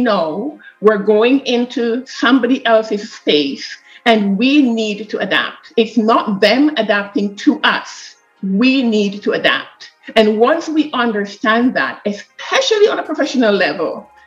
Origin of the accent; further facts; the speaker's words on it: Jamaica; moved away as an adult; now in Canada; I am from Jamaica